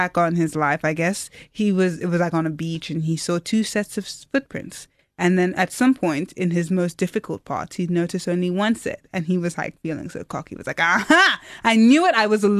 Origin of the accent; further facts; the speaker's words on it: Port Elizabeth, Eastern Cape, South Africa; also born or lived in Stellenbosch; I was studying programming at the time in Port Elizabeth, my hometown, and I failed some stuff. I didn't know what to do, so I applied to Stellenbosch, not knowing what my plan was.